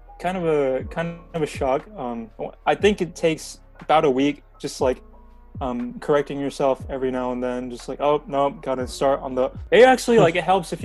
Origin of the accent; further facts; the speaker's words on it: Texas, United States; first language Korean; English is a second language; also born or lived in Dallas; grew up in Texas most of my life